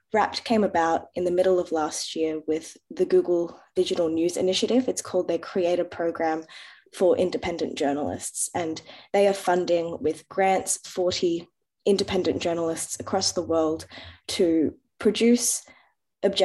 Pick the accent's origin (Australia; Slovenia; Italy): Australia; I'm Lebanese Australian, born in Australia. My grandparents are from Lebanon